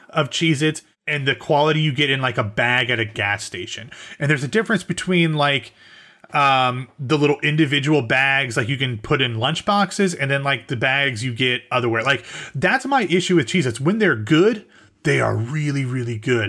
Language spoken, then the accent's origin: English; Central Ohio, United States; now in the South, United States; we are both from Central Ohio, um, but no longer live there, I am in the South